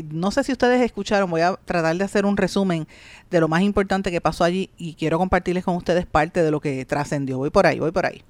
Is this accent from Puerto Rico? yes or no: yes; Puerto Rico; lo que somos como puertorriqueños